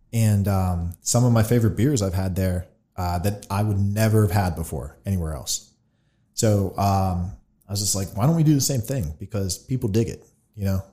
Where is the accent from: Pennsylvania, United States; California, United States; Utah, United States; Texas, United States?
Pennsylvania, United States; Latrobe; we grew up in Lake Trobe